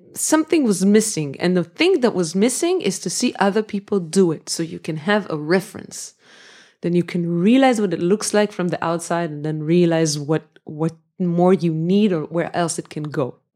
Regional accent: Jerusalem, Jerusalem District, Israel; also born or lived in Jaffa, Tel Aviv / Berlin; I was born in Jerusalem. I lived there until I was 24

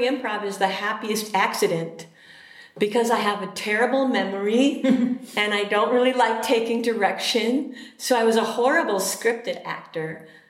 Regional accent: a suburb of Chicago, Illinois, United States; also born or lived in Richmond, Virginia; now in Minnesota, United States; I was born in Richmond, Virginia, mm-hmm. but then we moved almost immediately to a suburb of Chicago, Illinois, and I moved to Minnesota in 1992

